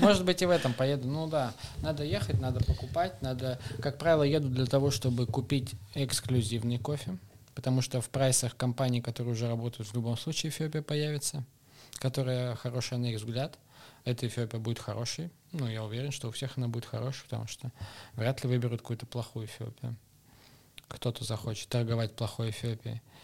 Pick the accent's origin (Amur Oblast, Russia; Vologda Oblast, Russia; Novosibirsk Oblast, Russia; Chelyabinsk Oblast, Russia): Novosibirsk Oblast, Russia; Novosibirsk; now in Moscow, Russia; Я вообще сибиряк. Я из Новосибирска.